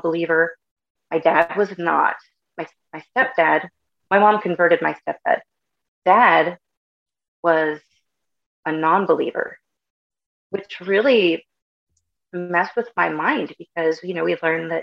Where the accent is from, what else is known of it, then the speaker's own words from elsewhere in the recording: California, United States; also born or lived in Bay Area, California; I'm originally from the Bay Area in California. Mom and dad split up when I was 2. And so then my mom and my oldest brother and I moved to the mountains. It's about an hour outside of Yosemite National Park.